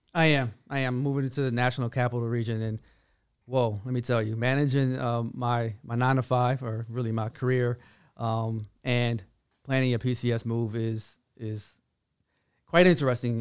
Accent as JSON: {"language": "English", "town": "Washington", "region": "District of Columbia", "country": "United States", "moved": "yes", "lives_now": "Fort Hood, Texas, United States", "said": "I'm from Washington, D C, which I am"}